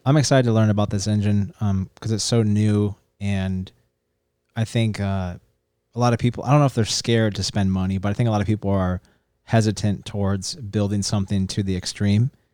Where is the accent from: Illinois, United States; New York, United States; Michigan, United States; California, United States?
California, United States; San Diego; Parker and I grew up in La Jolla